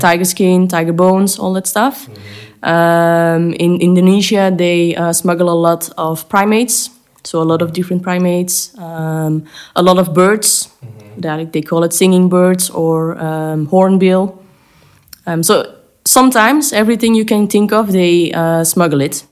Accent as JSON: {"language": "English", "country": "Belgium", "tie": "born or raised there", "said": "I live in Belgium. I grew up in Belgium, but I work in the Netherlands."}